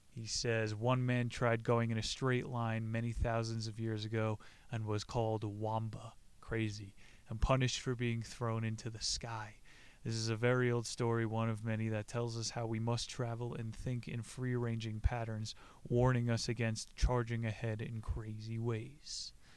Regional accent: New Jersey, United States; I grew up in New Jersey

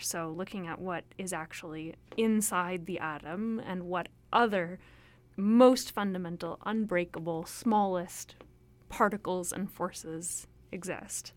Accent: Toronto, Ontario, Canada; moved away as an adult; also born or lived in Hamilton / Alberta; now in Vancouver, Canada; I grew up in Toronto

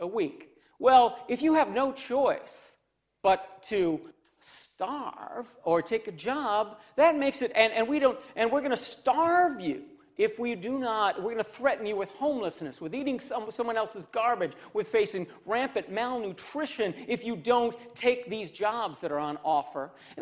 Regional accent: Cassopolis, Michigan, United States; I'm from Cassopolis, Michigan

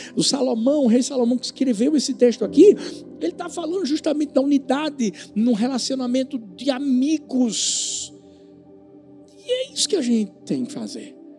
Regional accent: Pernambuco, Brazil; eu sou pernambucano, sou nordestino

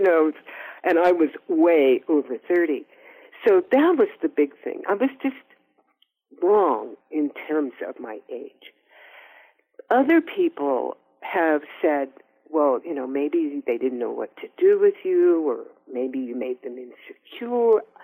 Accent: Oakland, California, United States; we're also both from Oakland.

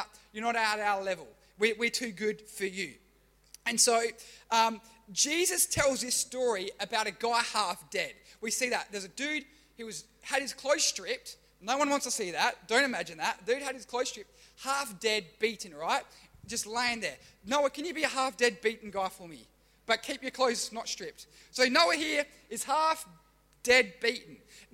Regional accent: Australia; I'm Australian, but my ancestry or my heritage is Italian and German

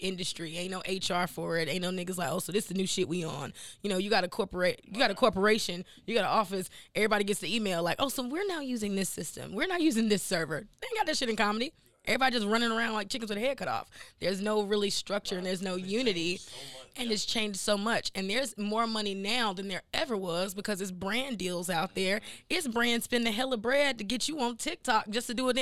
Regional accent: Henderson, North Carolina, United States; moved away; also born or lived in Durham, North Carolina / New York / Atlanta; I'm initially from North Carolina. That's where I'm born, and that's probably I was born in like Durham, but I lived in like Henderson

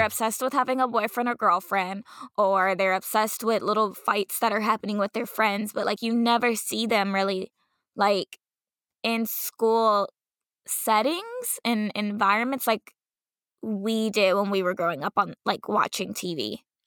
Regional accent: Dallas, Texas, United States; growing up in Dallas

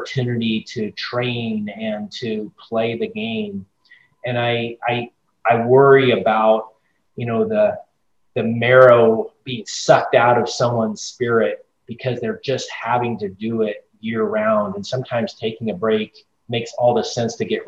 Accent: Northern California, United States; moved away as an adult; now in Chicago, United States; I grew up in Northern California

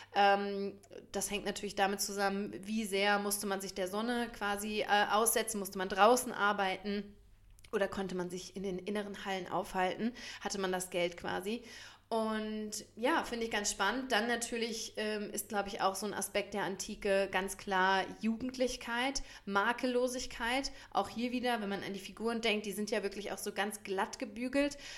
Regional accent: Germany; bei uns in Deutschland

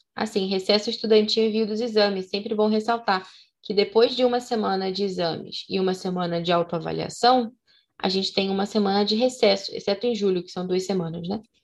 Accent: Rio de Janeiro, Brazil; como somos cariocas

